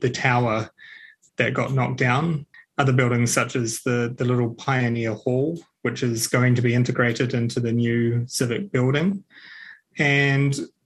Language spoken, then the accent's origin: English; Christchurch, Canterbury, New Zealand; also born or lived in Whanganui; now in Ashburton, New Zealand; I'm a Canterburyan. I was raised in Christchurch, but I'm fairly new to the district